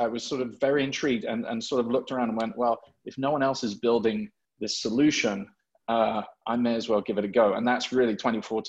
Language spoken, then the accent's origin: English; England, United Kingdom; also born or lived in Hong Kong; now in New York, United States; I'm English, but I've lived here for a significant amount of time.